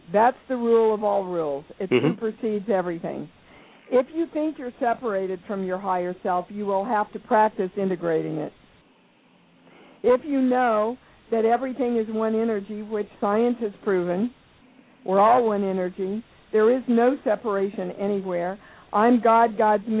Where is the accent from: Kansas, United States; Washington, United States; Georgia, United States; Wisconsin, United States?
Kansas, United States; moved away as an adult; also born or lived in New York; I come from Kansas, and my big lesson in the Baptist/Methodist churches and upbringing that I had